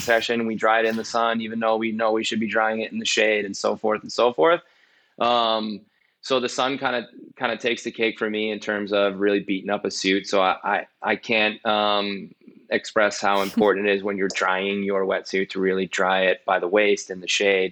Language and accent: English; New York, United States; I'm from New York